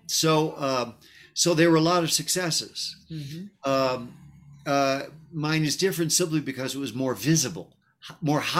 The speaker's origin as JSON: {"language": "English", "town": "Chicago", "region": "Illinois", "country": "United States", "tie": "born or raised there", "moved": "yes", "said": "Chicago, my hometown"}